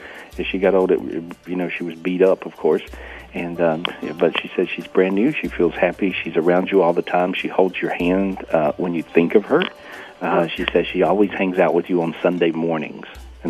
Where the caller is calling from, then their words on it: North Carolina, United States; I'm in North Carolina today. It's really pretty.